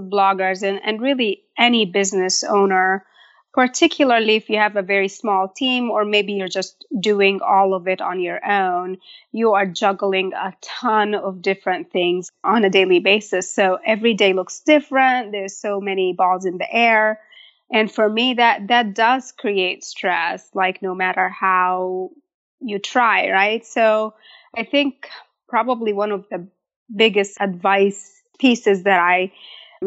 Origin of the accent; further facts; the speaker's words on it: Egypt; moved away as an adult; also born or lived in Michigan, United States; now in United States; I was born and raised in Egypt. I probably moved to the States at age 18 to attend college in Michigan, and I got married and kind of just stayed.